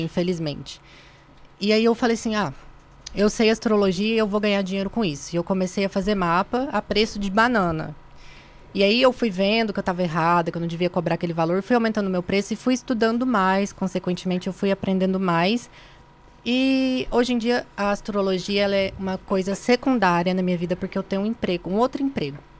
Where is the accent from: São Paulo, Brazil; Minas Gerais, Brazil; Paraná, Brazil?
Minas Gerais, Brazil; moved away; also born or lived in Ituiutaba; Eu sou de Minas